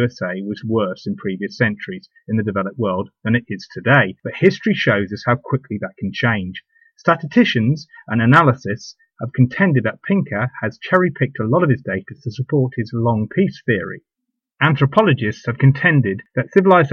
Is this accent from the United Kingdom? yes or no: yes; United Kingdom; the UK, my home country